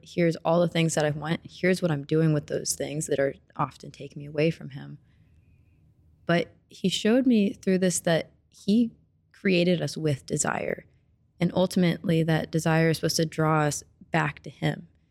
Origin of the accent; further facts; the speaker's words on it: Springfield, Missouri, United States; moved away as an adult; now in Kansas City, United States; I'm from Springfield, Missouri, of course, because my mom's from here